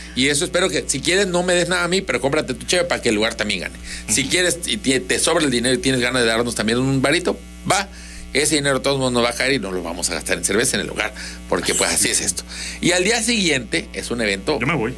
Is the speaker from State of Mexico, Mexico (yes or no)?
no; Tabasco, Mexico; somos tabasqueños